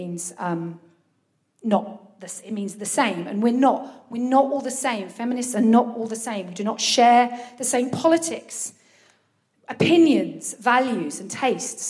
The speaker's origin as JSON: {"language": "English", "town": "Brighton", "region": "South East England", "country": "United Kingdom", "tie": "born or raised there", "moved": "yes", "lives_now": "Folkestone, United Kingdom", "said": "I've spent a significant enough amount of time of my childhood in Brighton"}